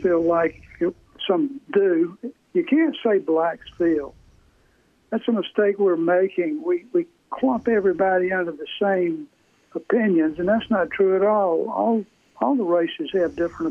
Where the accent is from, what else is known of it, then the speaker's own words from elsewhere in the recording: Atlanta, Georgia, United States; I'm from Atlanta